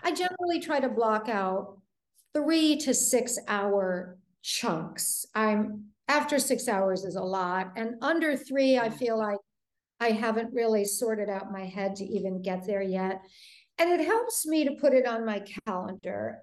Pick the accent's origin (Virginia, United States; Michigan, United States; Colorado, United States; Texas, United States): Michigan, United States; Detroit; moved away; I grew up in Detroit